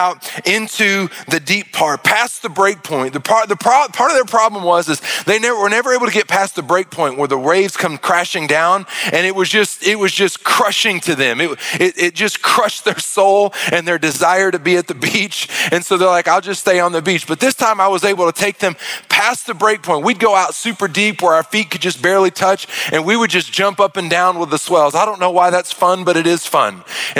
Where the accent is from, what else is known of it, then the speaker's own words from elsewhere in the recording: Arkansas, United States; I'm from Arkansas